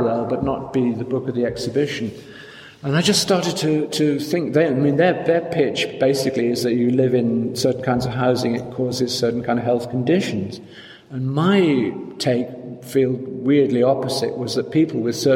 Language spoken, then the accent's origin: English; South Wales, United Kingdom; moved away as an adult; now in London, United Kingdom; I grew up in South Wales